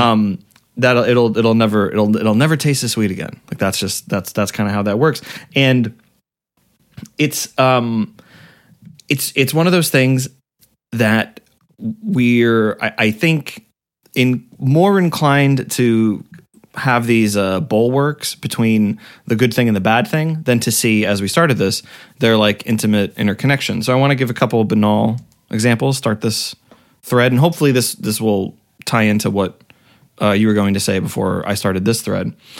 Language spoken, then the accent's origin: English; Massachusetts, United States; I grew up in Massachusetts